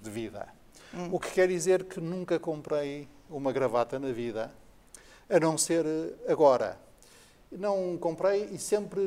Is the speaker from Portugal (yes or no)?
yes; Porto, Norte, Portugal; mas depois cresci na minha meninice em Paranhos